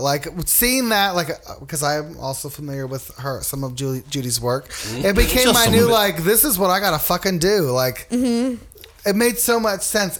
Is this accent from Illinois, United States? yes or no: no; Los Angeles, California, United States; I grew up like in the Long Beach area. I actually grew up in Wilmington, California.